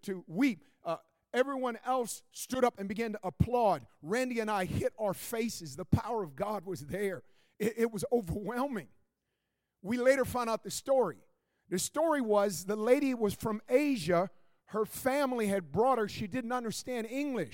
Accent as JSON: {"language": "English", "town": "Oakland", "region": "California", "country": "United States", "tie": "born or raised there", "said": "Oakland, my hometown, Oakland, California"}